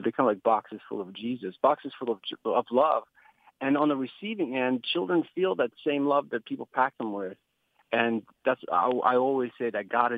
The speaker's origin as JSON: {"language": "English", "region": "Kyiv", "country": "Ukraine", "tie": "born or raised there", "moved": "yes", "said": "I grew up in Kiev, Ukraine"}